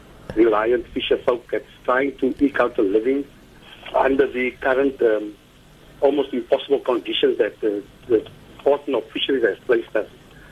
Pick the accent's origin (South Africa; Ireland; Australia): South Africa; Cape Town, Western Cape; I'm from Ocean View, a very neglected coastal community with a small contingency of artisanal fishers, full-time fishery reliant fisher folk